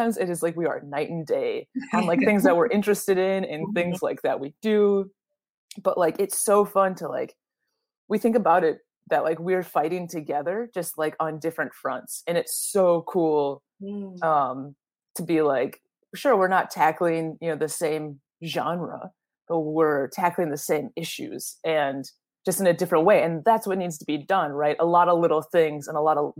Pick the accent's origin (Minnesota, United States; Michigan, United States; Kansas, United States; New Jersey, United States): Minnesota, United States; Minneapolis; also born or lived in Jacobson, Minnesota; now in Duluth, United States; I grew up in the Twin Cities